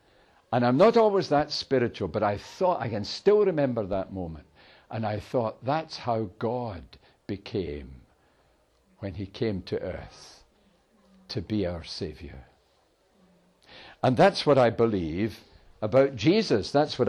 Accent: Airdrie, Scotland, United Kingdom; I was born in Airdrie, in Lanarkshire.

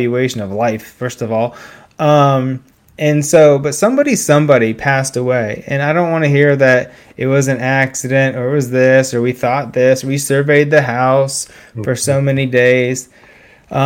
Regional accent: Beavercreek, Ohio, United States; my hometown, Beaver Creek, Ohio.

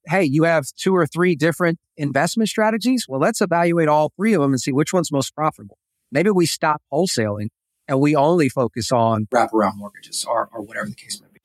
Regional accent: Texas, United States; moved away as an adult; I am originally from Texas

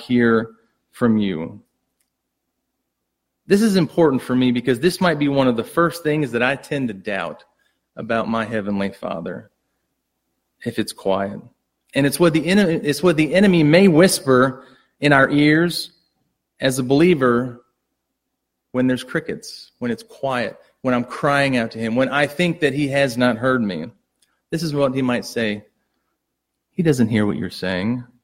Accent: United States; as an American

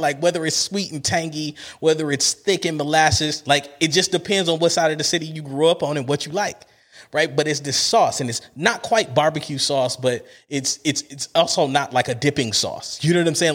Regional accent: Cleveland, Ohio, United States; I'm a kid from Cleveland

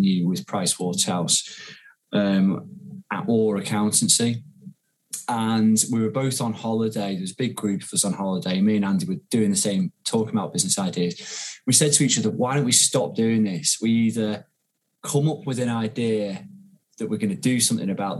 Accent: Ormskirk, North West England, United Kingdom; moved away as an adult; also born or lived in London; now in Manchester, United Kingdom; I'm from a place called Ormskirk, actually, which is in Lancashire, a bit closer to Liverpool. But I came to Manchester when I was 18 for university

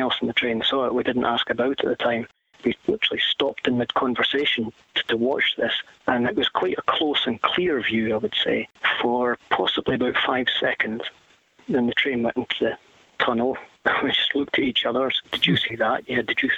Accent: West Highlands, Scotland, United Kingdom; now in Scottish Borders, United Kingdom; I was raised in the West Highlands, and the wee village I was in was 35 miles from the nearest high school.

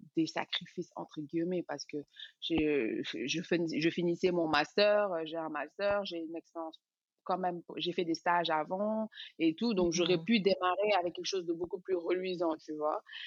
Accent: Dakar, Senegal; moved away as an adult; also born or lived in Paris; je suis sénégalaise, euh, née et grandie à Dakar

